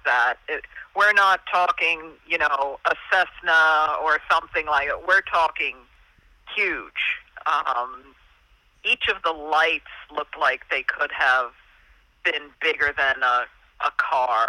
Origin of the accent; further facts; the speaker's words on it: Hudson Valley, New York, United States; I grew up in the Hudson Valley